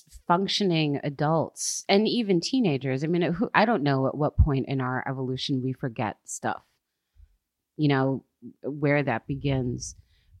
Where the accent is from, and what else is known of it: United States; moved away as an adult